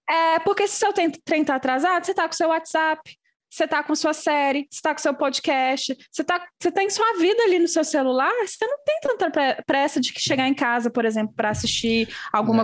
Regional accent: Belo Horizonte, Minas Gerais, Brazil; moved away as an adult; now in France; eu sou de Belo Horizonte

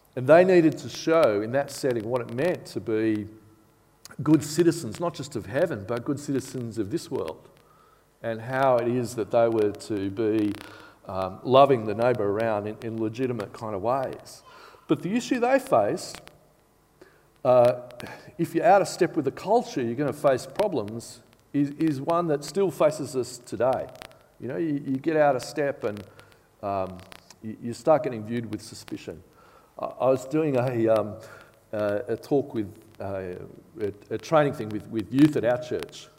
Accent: Bathurst, New South Wales, Australia; now in Canberra, Australia; I grew up in Bathurst

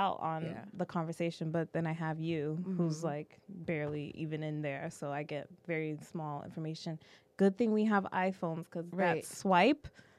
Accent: Boston, Massachusetts, United States; moved away as an adult; now in Los Angeles, United States; I'm a Bostonian, so it's going to stay that way.

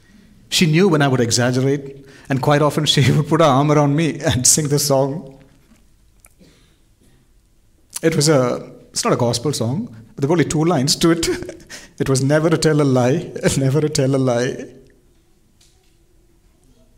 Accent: India; I was born in India

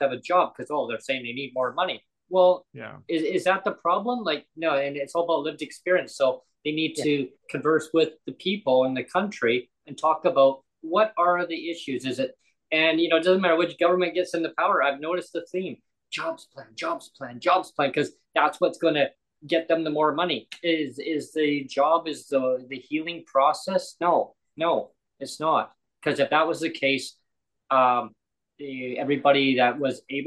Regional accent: Langley, British Columbia, Canada; moved away as an adult; also born or lived in Nanaimo; I wanted to live in the Lower Mainland because that's where I grew up. I grew up in my hometown of Langley

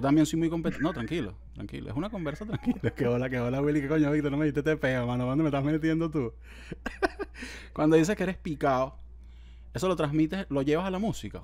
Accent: San Antonio de Los Altos, Miranda, Venezuela; yo nací en San Antonio y de los Altos

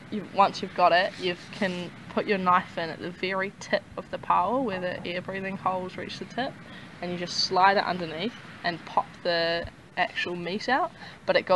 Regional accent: Auckland, New Zealand; I'm from Auckland, from what the biggest city in New Zealand

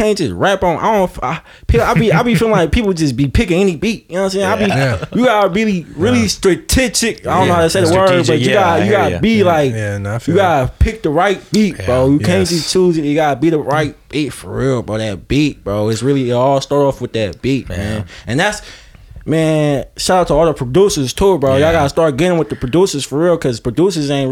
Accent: Bay Area, California, United States; me being from the Bay Area

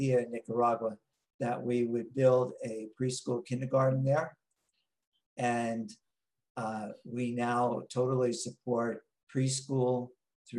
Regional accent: Long Island, New York, United States; accent: New York; moved away as an adult; also born or lived in Tijuana, Mexico; now in San Diego, United States; I'm from outside New York City. I'm from Long Island

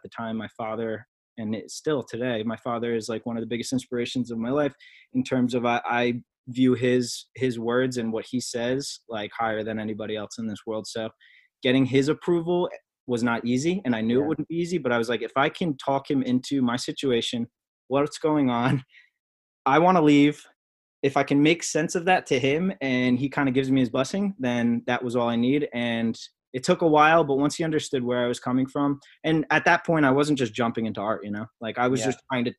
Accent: Freehold, New Jersey, United States; I was born and raised in Freehold, New Jersey, Monmouth County.

